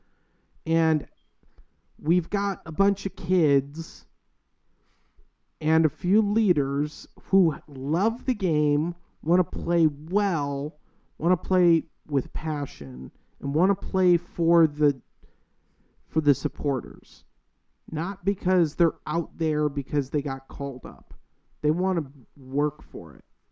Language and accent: English; Chicago, Illinois, United States; now in Southwest Florida, United States; the suburb I grew up in Chicago